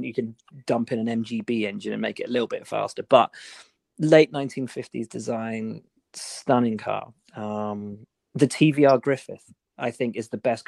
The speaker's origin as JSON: {"language": "English", "town": "Malvern", "region": "West Midlands", "country": "United Kingdom", "tie": "born or raised there", "said": "I grew up in Malvern, right?"}